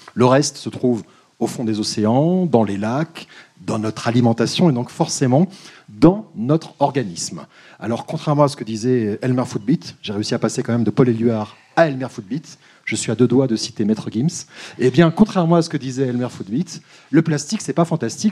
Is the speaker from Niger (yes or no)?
no; Paris, Île-de-France, France; je suis parisien